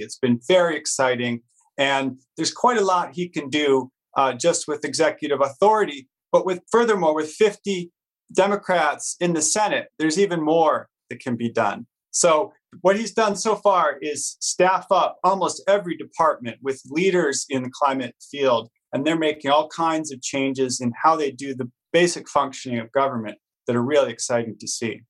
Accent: United States; I'm an American

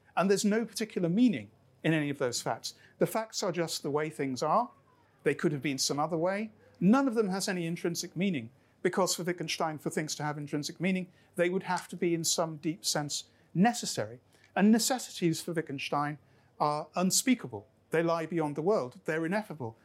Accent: Lancashire, North West England, United Kingdom; now in Scotland, United Kingdom; I grew up in Lancashire, where we were dominated by the Industrial Revolution because Lancashire kind of invented it. Before I was Scottish, I was Lancastrian.

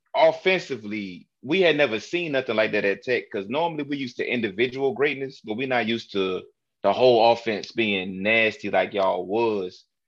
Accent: Newport News, Virginia, United States; a school Michael Vick played for from my hometown, Newport News, Virginia

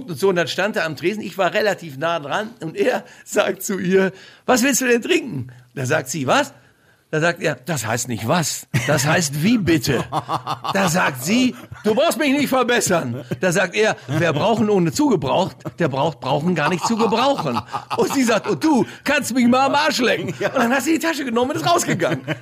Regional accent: Bochum, North Rhine-Westphalia, Germany; moved away; Aus Bochum.

